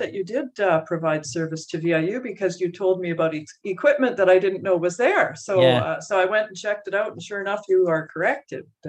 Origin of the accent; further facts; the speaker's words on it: Surrey, British Columbia, Canada; also born or lived in Winnipeg, Manitoba; I am from originally Winnipeg, actually, where many people are from Winnipeg. But my parents moved me to British Columbia when I was two. So I've been more or less grown up.